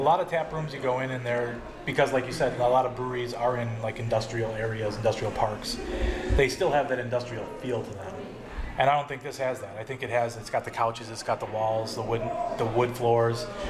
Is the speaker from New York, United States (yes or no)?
no; Mundelein, Illinois, United States; Mundelein is actually my hometown. I grew up in Mundelein, right Mundelein High School